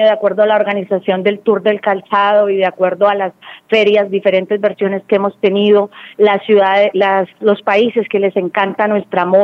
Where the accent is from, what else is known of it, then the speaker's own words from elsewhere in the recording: Bucaramanga, Santander, Colombia; nosotros como colombianos, nosotros como bumangueses